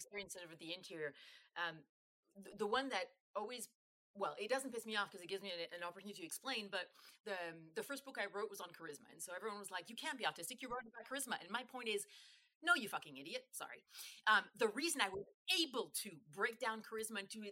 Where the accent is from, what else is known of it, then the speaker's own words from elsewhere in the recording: Paris, Île-de-France, France; I grew up in Paris